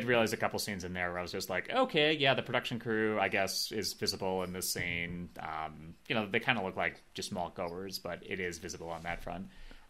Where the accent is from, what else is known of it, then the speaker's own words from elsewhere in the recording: Midwest, United States; I grew up in the Midwest.